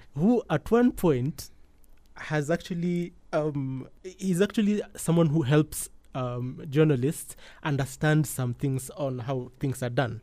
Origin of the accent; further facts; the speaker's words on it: Kenya; as a Kenyan